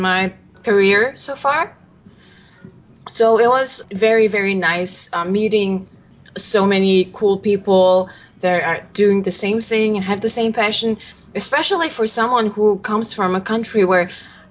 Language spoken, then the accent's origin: English; Mongolia; now in San Francisco, United States; I'm from Mongolia